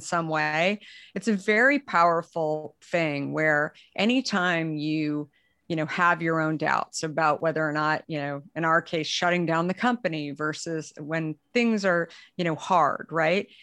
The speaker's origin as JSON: {"language": "English", "region": "Arizona", "country": "United States", "tie": "born or raised there", "also_born_or_lived": "San Francisco", "moved": "yes", "lives_now": "Marin County, United States", "said": "I had actually grown up, um, in Arizona"}